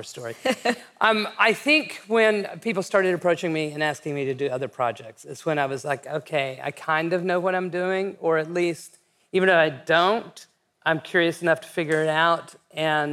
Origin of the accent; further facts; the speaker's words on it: West Texas, United States; also born or lived in New York; when I was growing up in West Texas